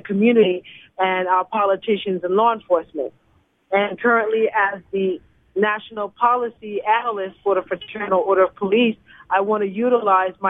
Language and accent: English; Los Angeles, California, United States; also born or lived in New York; I'm originally from Los Angeles, South L.A., born and raised in Watts.